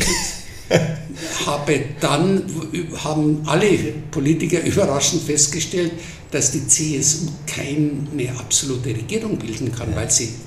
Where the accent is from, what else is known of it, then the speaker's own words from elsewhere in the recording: Munich, Bavaria, Germany; Aufgewachsen in Großhadern